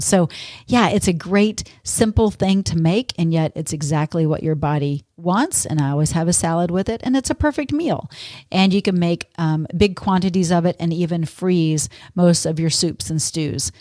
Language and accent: English; Texas, United States; now in Minnesota, United States; growing up in Texas